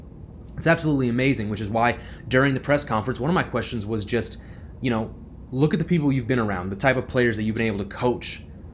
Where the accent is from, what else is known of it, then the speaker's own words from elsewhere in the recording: Iowa, United States; moved away; I am remote. I'm not on the West Coast. I'm actually in my home state of Iowa